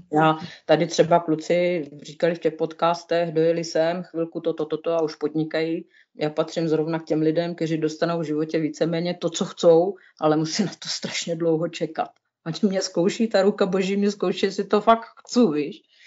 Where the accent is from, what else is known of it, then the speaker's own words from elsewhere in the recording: Moravia, Czechia; moved away as an adult; now in Switzerland; já jsem z Moravy